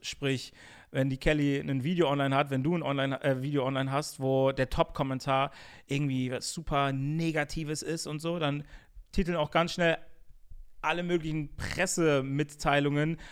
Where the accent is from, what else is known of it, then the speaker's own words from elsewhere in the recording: Bonn, North Rhine-Westphalia, Germany; bin auch in den richtigen Ortsteilen, würde ich sagen, so mhm. aufgewachsen, wo es eh, also mein, meine Heimatstadt ist eh Multikulti